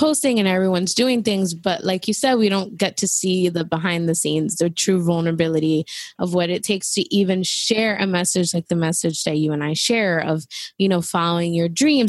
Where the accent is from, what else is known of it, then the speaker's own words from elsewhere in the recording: New York City, New York, United States; moved away as an adult; I literally left New York because I needed more of a break from New York City, being there, born and raised there